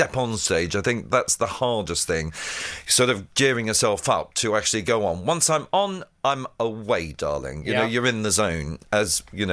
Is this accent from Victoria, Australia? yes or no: yes; Ballarat, Victoria, Australia; moved away as an adult; also born or lived in Paris, France; now in London, United Kingdom; I was born in Ballarat in Australia, which is near Melbourne